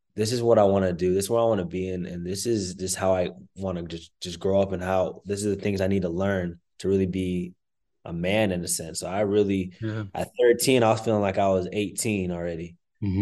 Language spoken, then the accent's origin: English; Plano, Texas, United States; I grew up in in Plano, Texas